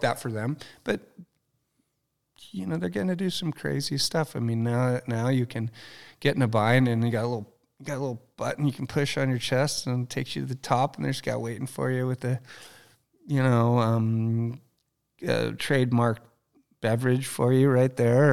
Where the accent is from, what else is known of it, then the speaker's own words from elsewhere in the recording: Ojai, California, United States; also born or lived in Ventura; I'm Ojai. So I grew up in Ventura, Ojai.